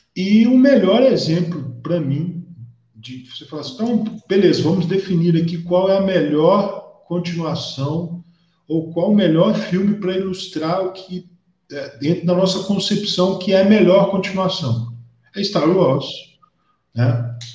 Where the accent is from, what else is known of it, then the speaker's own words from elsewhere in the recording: João Monlevade, Minas Gerais, Brazil; eu sou de João Molevade